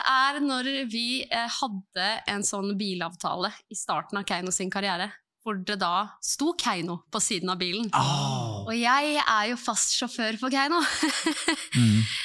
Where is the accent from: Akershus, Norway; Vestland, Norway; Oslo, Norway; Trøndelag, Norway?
Akershus, Norway; Eidsvoll; fra Eidsvoll